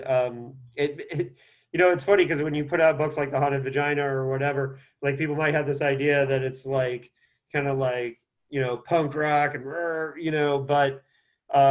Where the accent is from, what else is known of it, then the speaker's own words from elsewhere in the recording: Indiana, United States; Indiana, my hometown, is a huge part of my DNA